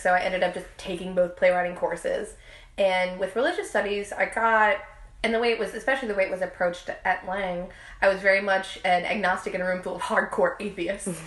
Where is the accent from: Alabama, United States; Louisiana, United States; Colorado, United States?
Louisiana, United States; New Orleans; I was born and raised here in New Orleans